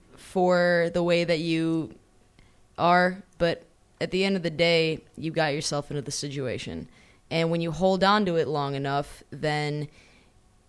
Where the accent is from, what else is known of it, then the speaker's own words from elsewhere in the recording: Schaumburg, Illinois, United States; also born or lived in Los Angeles; now in Chicago, United States; I used to say I was from Schaumburg